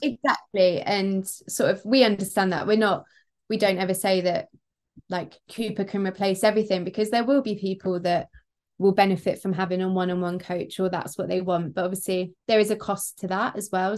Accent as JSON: {"language": "English", "town": "Peterborough", "region": "East of England", "country": "United Kingdom", "tie": "born or raised there", "said": "Peterborough. Ferry Meadows Park run. It's my hometown"}